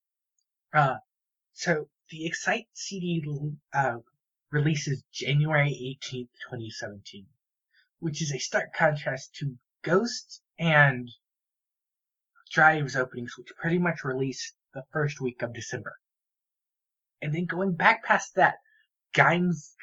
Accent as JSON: {"language": "English", "country": "United States", "said": "as an American"}